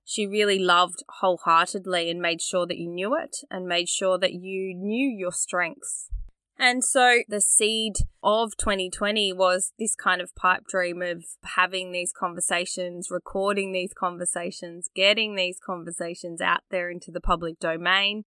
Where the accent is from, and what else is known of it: Australia; born or raised there